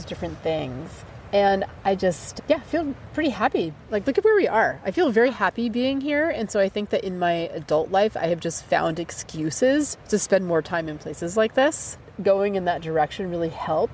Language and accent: English; New Hampshire, United States; I grew up in New Hampshire